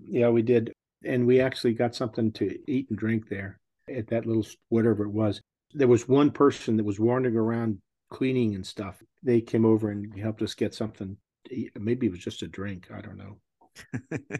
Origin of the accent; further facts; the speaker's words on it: Texas, United States; I'm from Texas